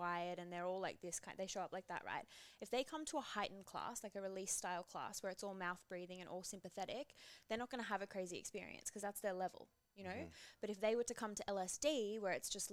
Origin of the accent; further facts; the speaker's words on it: Byron Bay, New South Wales, Australia; moved away as an adult; now in Melbourne, Australia; So Byron, I grew up in Byron.